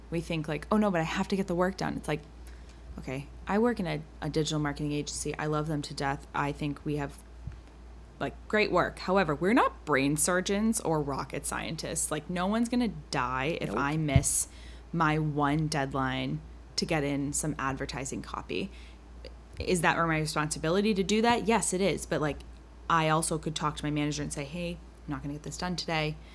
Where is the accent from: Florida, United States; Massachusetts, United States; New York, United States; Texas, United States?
Massachusetts, United States; we're from Massachusetts.